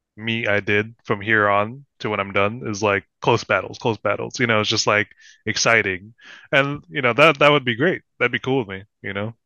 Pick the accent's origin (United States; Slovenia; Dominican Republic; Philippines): Philippines; I'm Filipino